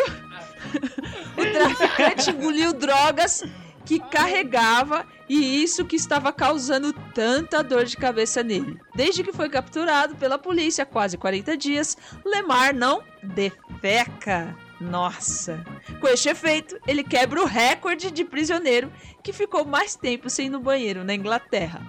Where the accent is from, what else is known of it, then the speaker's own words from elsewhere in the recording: Brazil; Nós somos brasileiros